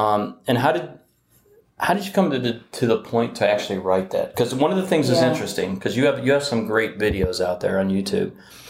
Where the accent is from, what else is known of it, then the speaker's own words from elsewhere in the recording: Detroit, Michigan, United States; I'm from Detroit.